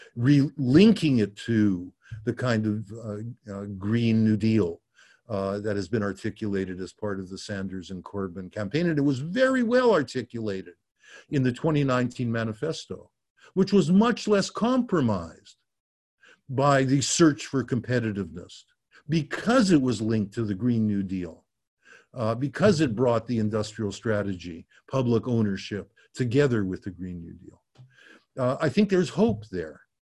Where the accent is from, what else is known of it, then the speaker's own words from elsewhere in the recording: Canada; as a Canadian